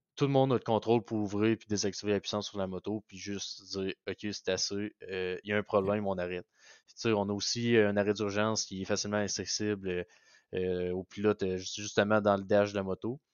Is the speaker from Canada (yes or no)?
yes; Beauce, Quebec, Canada; also born or lived in Sherbrooke; je viens de la Beauce